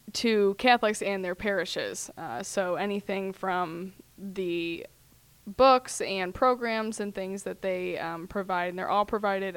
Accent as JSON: {"language": "English", "town": "St. Louis", "region": "Missouri", "country": "United States", "tie": "born or raised there", "also_born_or_lived": "Denver / Cincinnati", "said": "I came back here to St. Louis where I was born and raised. Well, not born. I was born in Denver, but basically born and raised here because we moved here when I was three"}